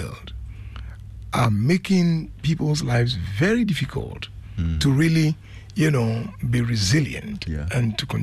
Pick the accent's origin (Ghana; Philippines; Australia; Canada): Ghana; Anum, Eastern Region; also born or lived in Norway; that's from my hometown. Enum. Enum Boso